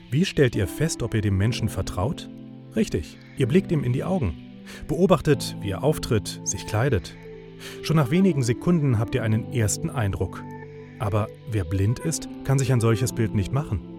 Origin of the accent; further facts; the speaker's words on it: Berlin, Germany; ich komme aus Zehlendorf.